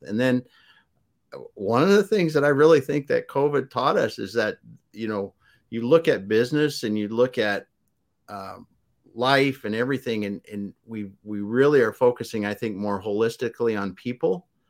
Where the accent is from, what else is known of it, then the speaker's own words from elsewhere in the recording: South Dakota, United States; I grew up in the Midwest in South Dakota on a farm